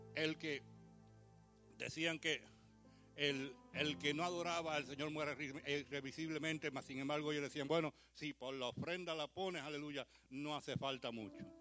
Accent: New York, United States; nací en Brooklyn, me crié en Brooklyn

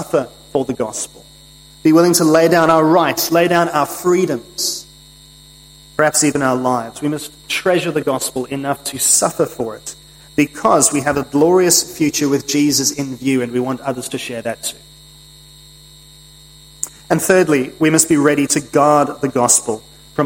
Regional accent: United Kingdom; moved away; As a British citizen and subject myself

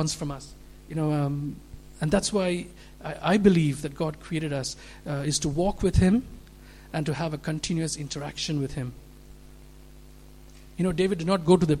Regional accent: India; moved away; also born or lived in Middle East; I grew up in, I'm from India, where 80% of the population are Hindus. Lived in the Middle East

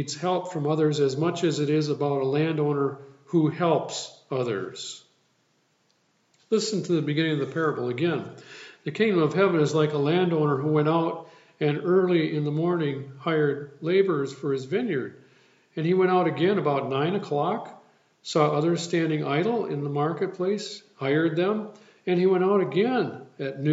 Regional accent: Sand Creek, Wisconsin, United States; moved away; I returned to my hometown of Sand Creek and my home church, New Hope Lutheran Church

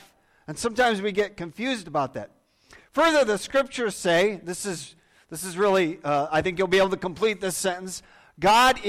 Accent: Muskegon, Michigan, United States; I grew up here in Muskegon and went to Nelson School when I was young.

